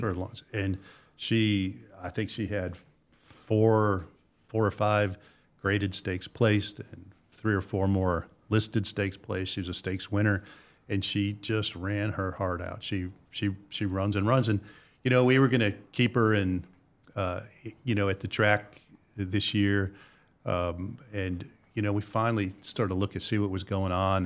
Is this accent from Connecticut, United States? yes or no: yes; Connecticut, United States; moved away as an adult; I was born in Connecticut